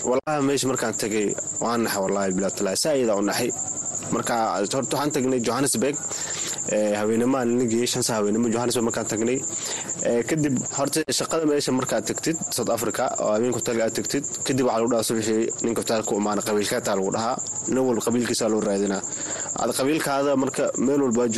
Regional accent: Mogadishu, Banaadir, Somalia; moved away; also born or lived in Dadaab, Kenya; waagi hore waxaan ka imaaday soomaaliya khaasatan xamar xaafadna kadegana waxaa waaye saybiano niyow labada kun toddobadii qaxooti kusoo galay

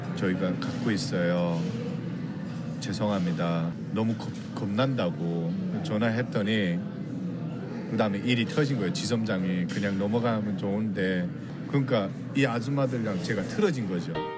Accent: North Korea; also born or lived in South Korea; now in Los Angeles, United States; 제 고향 땅에까지 가려고

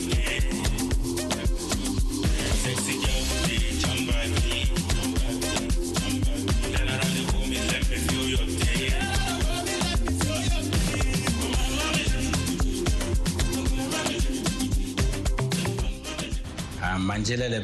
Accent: Tamale, Northern Region, Ghana; I was born and bred in Tamale.

